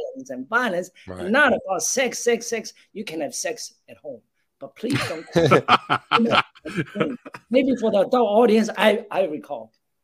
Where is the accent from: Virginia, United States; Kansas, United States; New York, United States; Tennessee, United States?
New York, United States; New York City; also born or lived in New Jersey; I'm actually an East Coast person. I grew up in New York. I went to high school in New Jersey, but I grew up on Manhattan, 80th and York Avenue. So I'm very much a Big Apple guy.